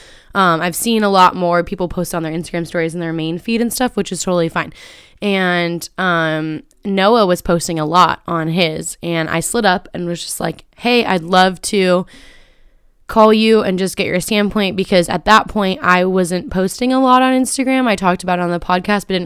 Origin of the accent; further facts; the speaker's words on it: Carlsbad, California, United States; I'm from Carlsbad